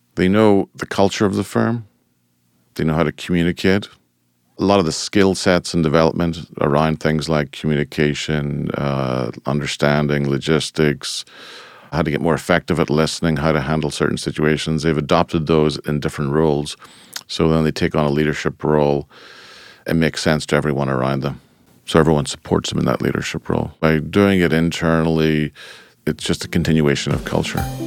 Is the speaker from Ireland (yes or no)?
yes; Ireland; moved away as an adult; now in United States; Originally, I'm from Ireland, and I emigrated to the United States in nineteen ninety-four